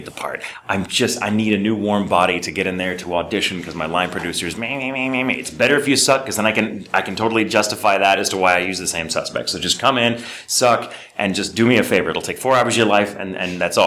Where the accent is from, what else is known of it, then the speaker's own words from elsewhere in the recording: Dallas, Texas, United States; the area where I grew up in Dallas